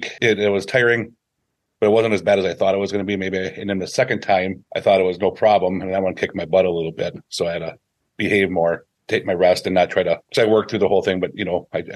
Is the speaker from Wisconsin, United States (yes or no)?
yes; Seymour, Wisconsin, United States; also born or lived in Green Bay, Wisconsin; I'm from Seymour and lived in the Green Bay area my whole life